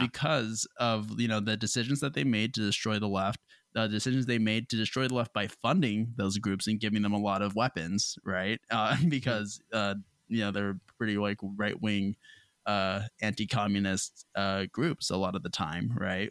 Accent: United States; being an American

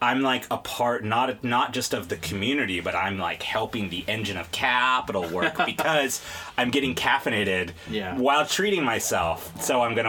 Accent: Dallas, Texas, United States; because I grew up in Dallas, and it was not a thing until, you know, maybe, like, 1994, 95?

